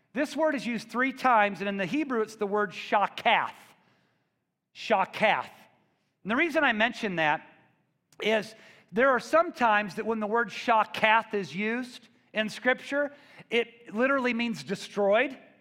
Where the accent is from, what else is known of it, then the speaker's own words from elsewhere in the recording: Missouri, United States; I'm from the Midwest. I'm from Missouri.